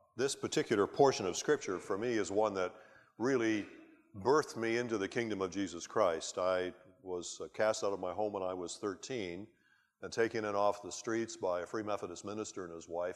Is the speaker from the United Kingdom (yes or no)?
no; Canada; as a Canadian and a, a British subject